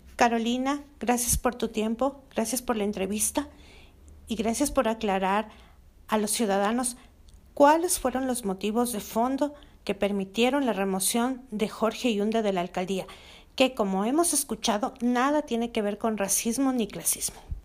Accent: Quito, Pichincha, Ecuador; como quiteños

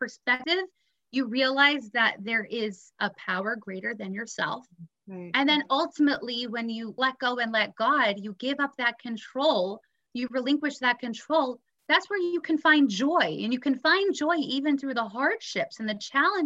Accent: New York City, New York, United States; also born or lived in Israel; I went to a great all-girls school growing up in Brooklyn

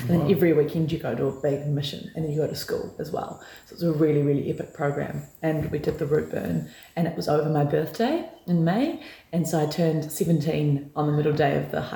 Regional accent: New Zealand; I guess it's just the privilege of growing up in New Zealand

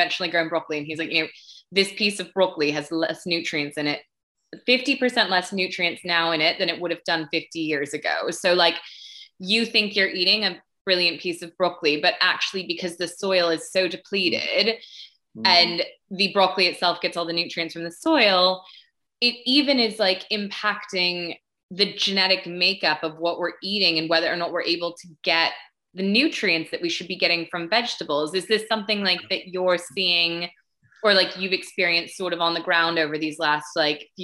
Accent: United States; I grew up in America

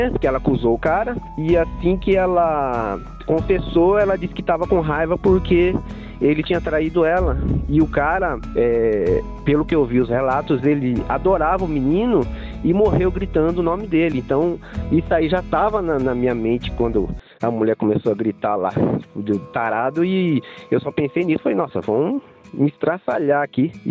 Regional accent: Lavrinhas, São Paulo, Brazil; Então, sou aqui de Lavrinhas, sou natural aqui de São Paulo mesmo, já morei em muito, muito lugar por aí, pelo mundo, pelo Brasil.

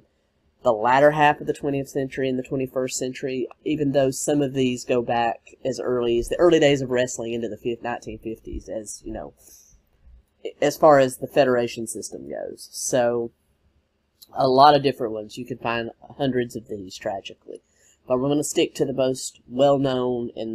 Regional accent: the South, United States; Growing up in the South, wrestling was a huge part of my life

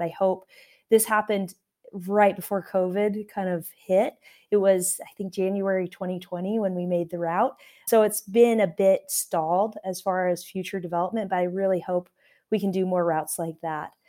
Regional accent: Alaska, United States; now in Tucson, United States; I grew up in Alaska

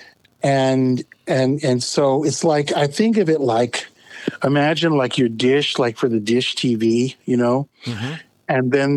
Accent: Bay Area, California, United States; I grew up in California, in the Bay Area

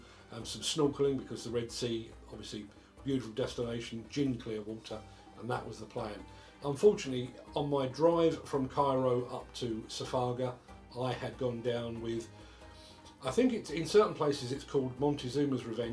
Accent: United Kingdom; As a Brit

